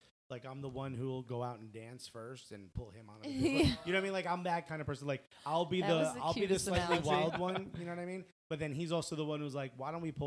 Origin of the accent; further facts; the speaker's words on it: New York, United States; I'm a kid from New York